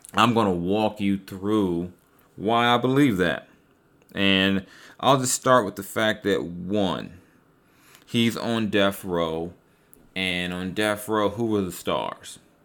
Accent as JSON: {"language": "English", "town": "Los Angeles", "region": "California", "country": "United States", "tie": "born or raised there", "said": "as an L A guy, yeah, of course, I clearly, I grew up around Crips"}